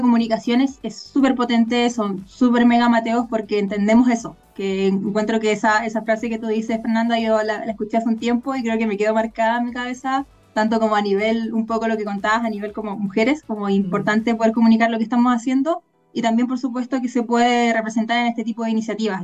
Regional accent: Chile; nosotras, si bien como, como chilenas

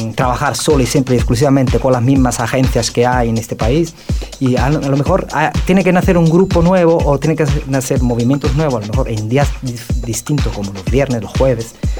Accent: Naples, Campania, Italy; Spanish is a second language; moved away as an adult; now in Spain

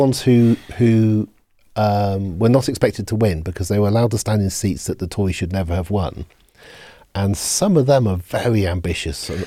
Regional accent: Oxford, South East England, United Kingdom; I grew up in Oxford

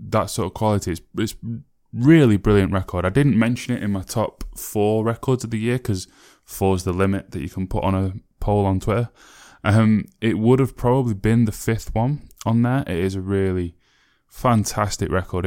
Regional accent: Sheffield, Yorkshire and the Humber, United Kingdom; Sheffield, my hometown

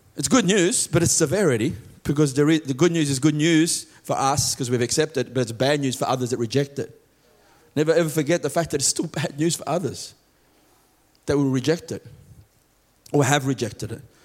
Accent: Australia; I am an Australian citizen.

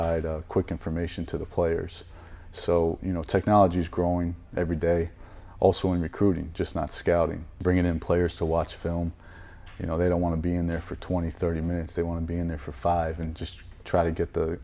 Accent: Florida, United States; moved away; I was born in Florida

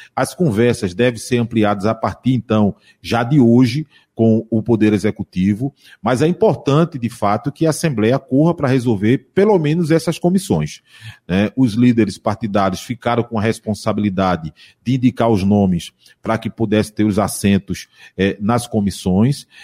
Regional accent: Jaboatão dos Guararapes, Pernambuco, Brazil; eu sou também de Jaboatão

